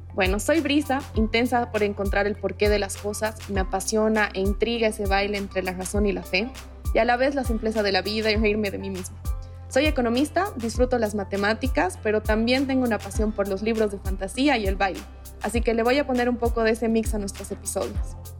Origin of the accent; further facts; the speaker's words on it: the Collao, western Bolivia, Bolivia; como ambas somos del occidente de Bolivia, del Collao